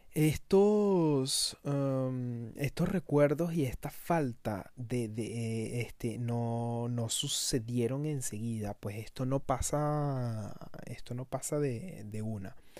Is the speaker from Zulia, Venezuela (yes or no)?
no; Caracas, Capital District, Venezuela; moved away as an adult; now in France; Caracas, a mi ciudad natal, y, y me, me trasladó a esos momentos en los que yo iba para el liceo